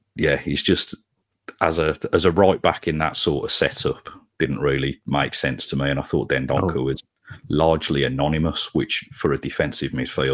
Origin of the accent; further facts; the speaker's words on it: Sutton Coldfield, West Midlands, United Kingdom; having grown up really in the 90s, and growing up in Sutton Coldfield, I went to school with more United fans than Blue Noses.